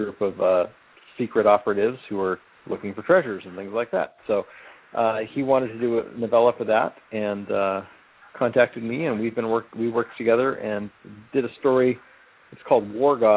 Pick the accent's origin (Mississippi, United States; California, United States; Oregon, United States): Oregon, United States; Celeste; now in Arizona, United States; I grew up in Celeste, Oregon